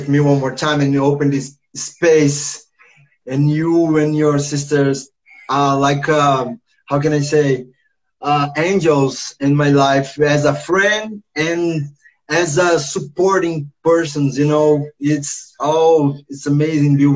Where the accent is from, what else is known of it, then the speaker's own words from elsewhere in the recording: Rio de Janeiro, Brazil; English is a second language; I was born here in Rio, in the first favela, Morro da Providência